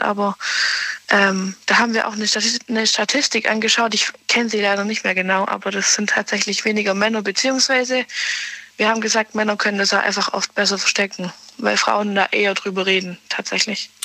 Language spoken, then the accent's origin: German; near Ulm, Baden-Württemberg, Germany; Nähe Ulm